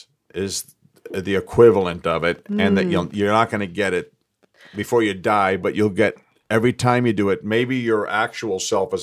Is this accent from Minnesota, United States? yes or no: no; New York City, New York, United States; I'm from Forest Hills.